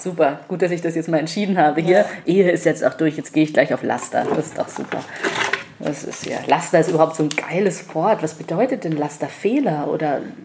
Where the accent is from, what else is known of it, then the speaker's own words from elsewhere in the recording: Munich, Bavaria, Germany; hier bin ich halt geboren und ich bin gerne hier und ich genieße die Vorzüge an München auf jeden Fall